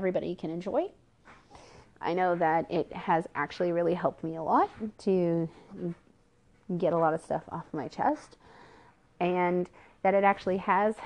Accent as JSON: {"language": "English", "town": "Port Orchard", "region": "Washington", "country": "United States", "tie": "born or raised there", "moved": "yes", "said": "I'm originally from Port Orchard, Kitsap County, Washington. So, born and raised, South Kitsap alumni"}